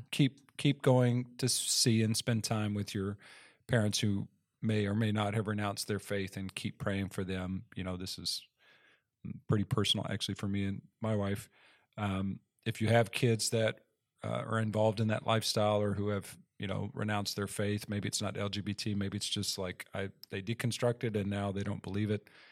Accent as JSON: {"language": "English", "region": "Texas", "country": "United States", "tie": "born or raised there", "said": "I grew up in Texas"}